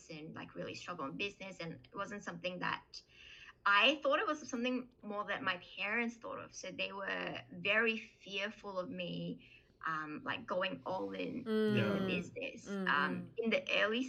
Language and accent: English; Malaysia; I was born in Malaysia as well